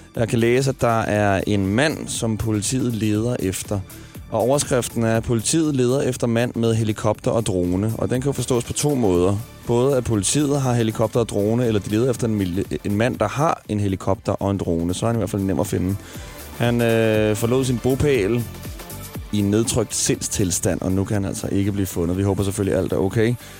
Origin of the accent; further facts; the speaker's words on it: Smørum, Capital Region of Denmark, Denmark; moved away; i Smørum. Og, øh, der er jeg også vokset op